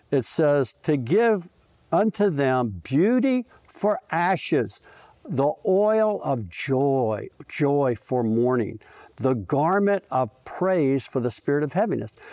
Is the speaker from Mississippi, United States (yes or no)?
yes; Mississippi, United States; born there; See, I was born in Mississippi because it's always number one